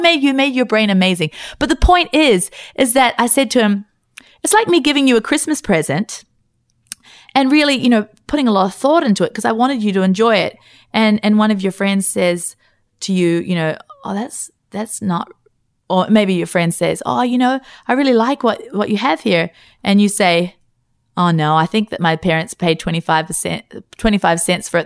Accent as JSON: {"language": "English", "country": "Australia", "said": "we're from Australia"}